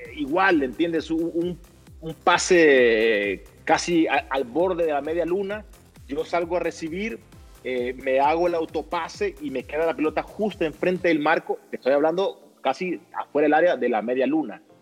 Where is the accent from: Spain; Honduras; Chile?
Honduras